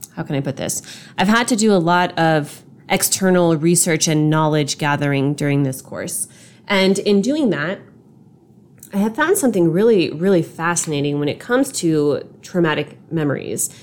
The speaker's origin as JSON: {"language": "English", "town": "Long Beach", "region": "California", "country": "United States", "tie": "born or raised there", "said": "I was born in Long Beach"}